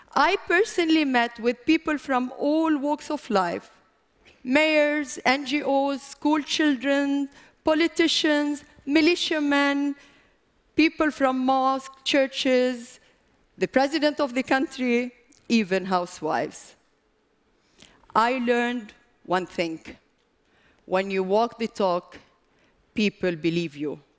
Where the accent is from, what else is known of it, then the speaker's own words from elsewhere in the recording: Lebanon; I come from Lebanon